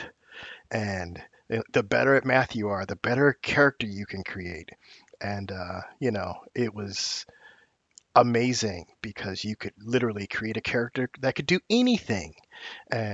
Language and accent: English; Oakland, California, United States; I'm from Oakland, California, and I grew up reading comic books